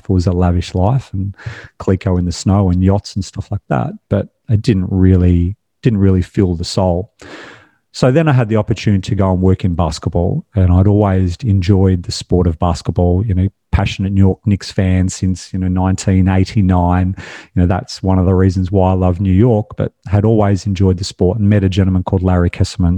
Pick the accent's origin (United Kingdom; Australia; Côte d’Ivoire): Australia; I was born and raised in Australia.